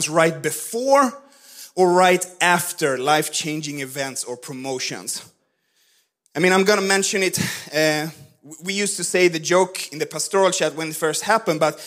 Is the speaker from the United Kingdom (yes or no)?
no; Sweden; moved away; I grew up in Swedish Pentecostal church